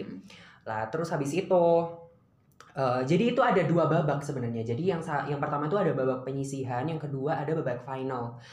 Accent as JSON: {"language": "Indonesian", "region": "East Java", "country": "Indonesia", "said": "aku dari Jawa Timur"}